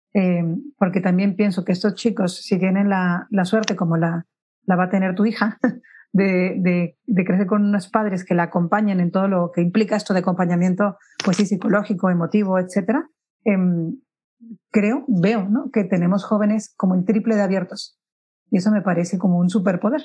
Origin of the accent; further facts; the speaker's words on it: Mexico; now in Spain; yo soy mexicana, pero vivo en España